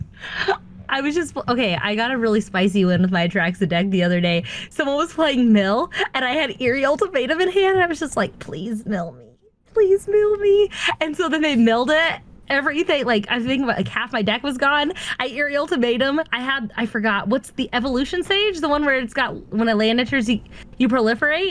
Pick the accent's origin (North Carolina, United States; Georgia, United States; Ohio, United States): Georgia, United States; Atlanta; I'm from Atlanta